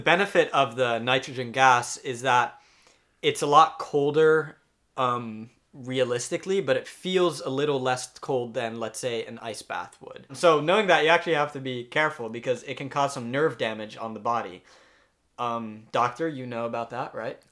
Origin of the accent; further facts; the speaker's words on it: Amsterdam, North Holland, Netherlands; moved away as an adult; also born or lived in United States; I'm from Amsterdam, the Netherlands